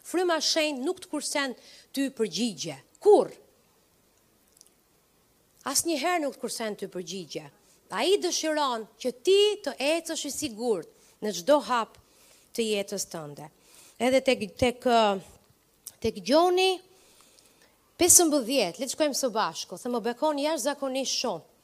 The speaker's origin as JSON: {"language": "Albanian", "town": "Përmet", "region": "Gjirokastër County", "country": "Albania", "moved": "yes", "lives_now": "Tirana, Albania", "said": "Tirana është vendi ku kam lindur. Jam nga Përmeti, jo nga Tirana."}